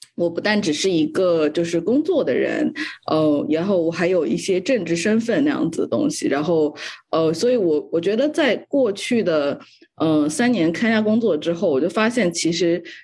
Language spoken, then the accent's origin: Chinese; China; moved away; 我从小在中国长大吧